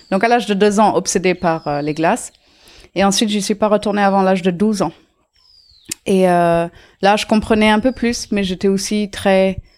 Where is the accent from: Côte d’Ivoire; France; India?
India; Auroville, Tamil Nadu; Je suis née euh, à Ami, une communauté à Auroville, euh, euh, chez, chez, moi, en fait, dans, dans ma maison, euh, mm, dans ma maison d'enfance.